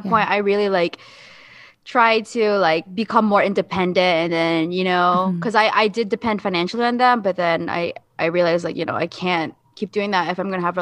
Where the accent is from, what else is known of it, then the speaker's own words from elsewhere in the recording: Philippines; my experience, you know, being a Filipino itself, I think there's a lot of obsession with um, image